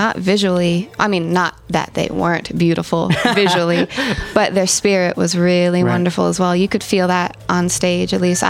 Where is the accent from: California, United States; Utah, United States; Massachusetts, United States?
California, United States; Oakland; also born or lived in Berkeley; But I was raised in Oakland my whole life. I've never lived anywhere else.